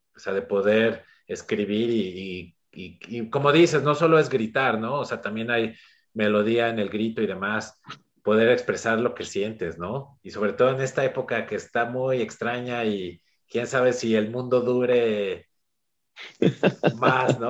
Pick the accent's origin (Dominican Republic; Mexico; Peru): Mexico; como mexicano